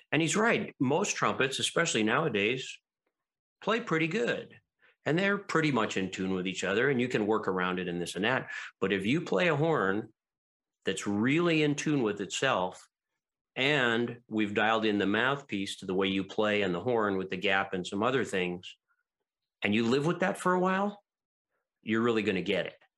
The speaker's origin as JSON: {"language": "English", "region": "Hawaii", "country": "United States", "moved": "as an adult", "lives_now": "Los Angeles, United States", "said": "I would go back to Hawaii like at Christmas to visit my parents and friends who were still there"}